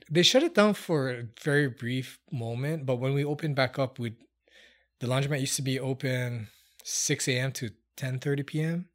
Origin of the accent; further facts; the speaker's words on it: Hilo, Hawaii, United States; moved away as an adult; also born or lived in New Zealand; now in Las Vegas, United States; I'm from Hawaii, um, born in small town Hilo